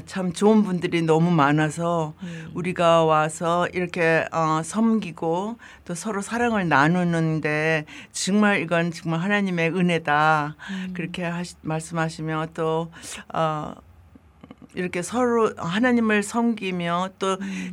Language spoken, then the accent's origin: Korean; South Korea; moved away; 한국은 내 고향이니까